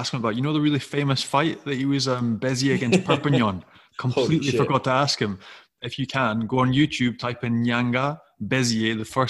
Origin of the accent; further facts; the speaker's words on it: Scotland, United Kingdom; I'm Scottish